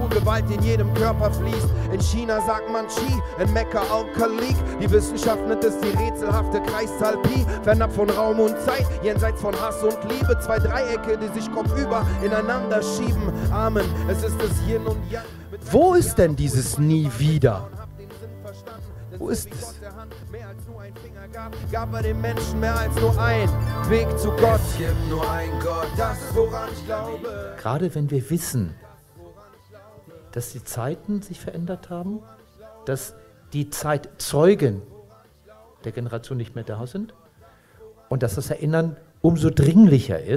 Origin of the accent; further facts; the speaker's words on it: Israel; German is a second language; Und meine Antwort war, ich bin Jude und ich komme aus Israel.